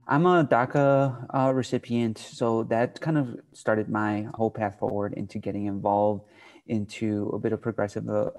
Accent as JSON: {"language": "English", "town": "Chicago", "region": "Illinois", "country": "United States", "said": "I'm from Chicago"}